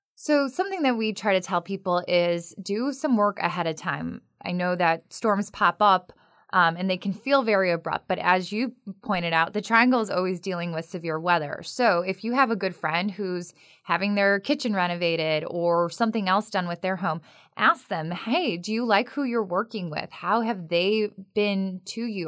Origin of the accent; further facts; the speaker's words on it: Chicago, Illinois, United States; now in North Carolina, United States; I'm from the Midwest. We are, do not live in the city of Oaks in, uh, the Chicagoland area